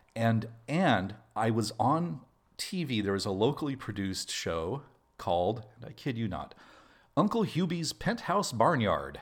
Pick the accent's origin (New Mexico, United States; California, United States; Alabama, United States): New Mexico, United States; Albuquerque; also born or lived in Los Alamos, New Mexico; I was born in Albuquerque, which is New Mexico's largest city